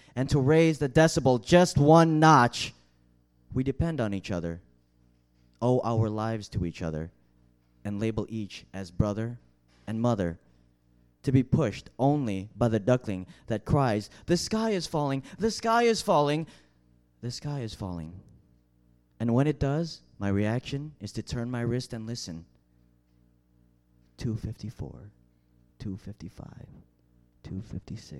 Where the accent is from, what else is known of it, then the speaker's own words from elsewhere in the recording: Chicago, Illinois, United States; I'm from Chicago.